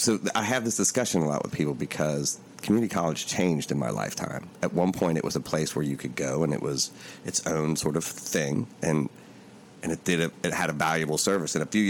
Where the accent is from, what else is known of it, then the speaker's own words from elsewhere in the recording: Appalachia, United States; I'm from Appalachia